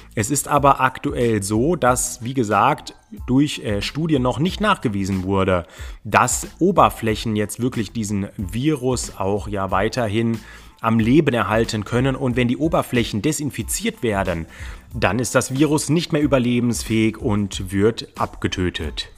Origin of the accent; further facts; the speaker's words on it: Germany; bei uns in Deutschland